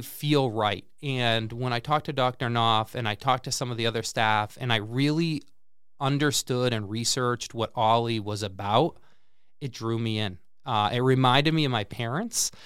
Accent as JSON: {"language": "English", "region": "Central Massachusetts", "country": "United States", "tie": "born or raised there", "moved": "as an adult", "lives_now": "Peoria, United States", "said": "I grew up in Central Mass and went to, uh, Clark University, um, in, uh, Worcester"}